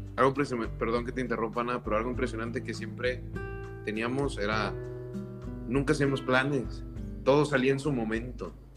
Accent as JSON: {"language": "Spanish", "town": "Valle Hermoso", "region": "Tamaulipas", "country": "Mexico", "moved": "as an adult", "lives_now": "Monterrey, Mexico", "said": "soy de Vallehermosa, Tamaulipas."}